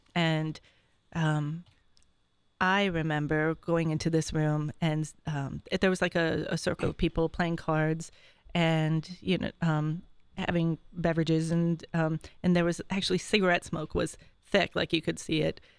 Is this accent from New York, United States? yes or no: yes; Syracuse, New York, United States; I'm from Syracuse, New York.